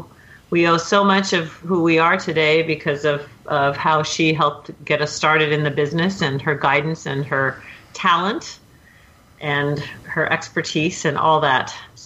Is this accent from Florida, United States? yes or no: no; Portland, Oregon, United States; moved away as an adult; now in Los Angeles, United States; So a big part of my life is also being involved in the Latvian culture. I grew up in Portland, Oregon, went to Cleveland High School. I never really thought about being a film composer until I moved down to Los Angeles straight out of high school.